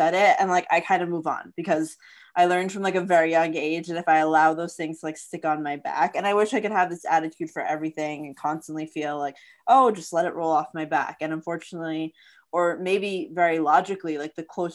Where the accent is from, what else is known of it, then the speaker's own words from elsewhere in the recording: Florida, United States; growing up in Florida